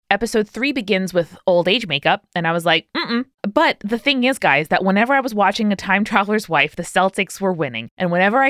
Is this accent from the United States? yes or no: no; New Zealand; also born or lived in Philippines / Australia; I'm Filipino by birth, but grew up in New Zealand and Australia.